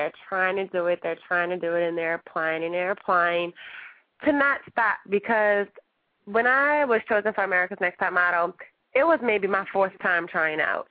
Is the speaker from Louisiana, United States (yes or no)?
yes; New Orleans, Louisiana, United States; moved away as an adult; I'm from New Orleans, Louisiana